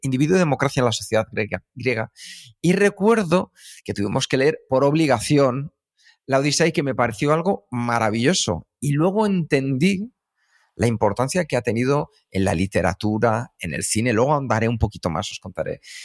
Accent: Madrid, Community of Madrid, Spain; also born or lived in United States; Los dos nacimos en Vallecas

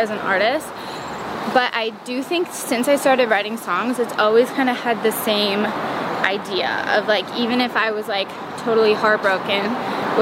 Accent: Merritt Island, Florida, United States; now in Los Angeles, United States; growing up in Florida, it's like you're just in this small town

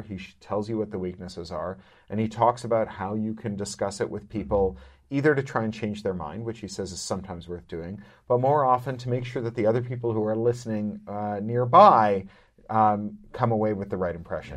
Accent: Canada; as a Canadian

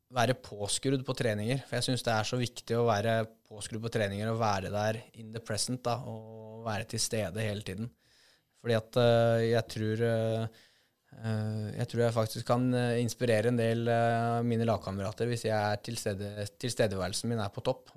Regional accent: Norway; her hjemme i Norge

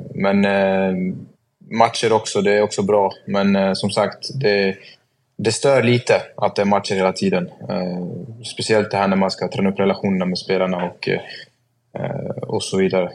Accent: Sweden; moved away as an adult; also born or lived in Norway; Det är ju mitt land ändå och jag har alla mina vänner här

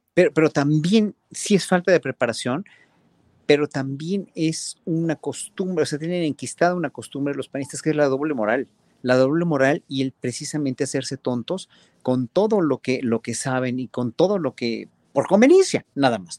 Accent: Mexico; tenemos los mexicanos

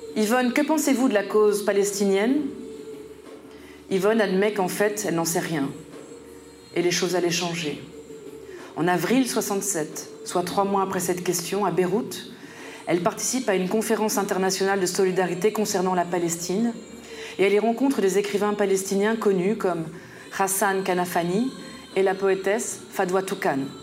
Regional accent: Paris suburbs, Île-de-France, France; moved away as an adult; now in Brussels, Belgium; j'ai grandi dans un environnement nommé communément banlieue parisienne

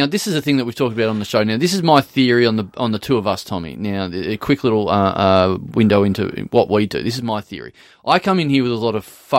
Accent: Maryborough, Australia; now in Melbourne, Australia; Yeah, no, I come from Maryborough.

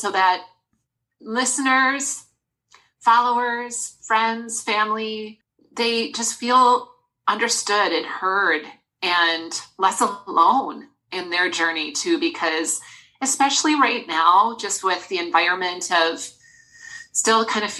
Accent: Wisconsin, United States; also born or lived in Des Moines, Iowa; now in Minnesota, United States; I'm originally from Wisconsin, so I'm a cheesehead at heart

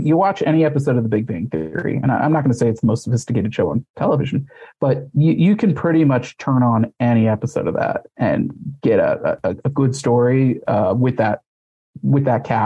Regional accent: Missouri, United States; I grew up in Missouri.

